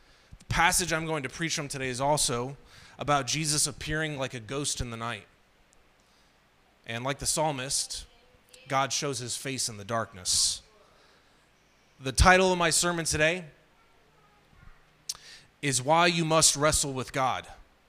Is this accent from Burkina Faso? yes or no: yes; Burkina Faso; told them I grew up in Burkina Faso, which is a French-speaking country.